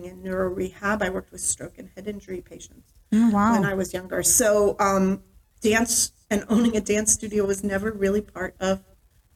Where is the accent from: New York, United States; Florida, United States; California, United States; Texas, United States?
New York, United States; also born or lived in Westchester County, New York / Rochester, New York; now in Vermont, United States; I grew up in New York State, in several places in New York State. Westchester County as an elementary school and junior high school student. And then I spent my high school years in Rochester, New York.